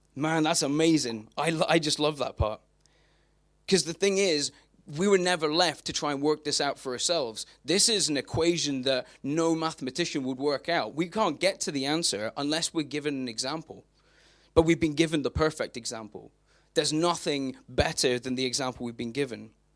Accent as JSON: {"language": "English", "country": "United Kingdom", "said": "British people have lots of word f, words for rain because we see it a lot"}